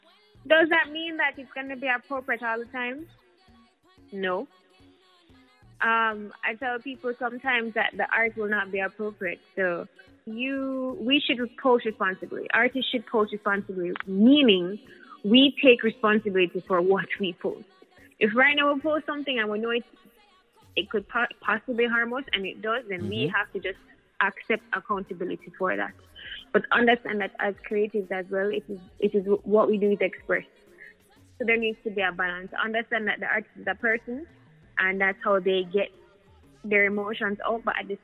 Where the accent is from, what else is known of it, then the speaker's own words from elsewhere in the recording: Jamaica; also born or lived in United States; I grew up in the States and Jamaica, and it's important for me to blend both because I feel like that's who I am as a Jamaican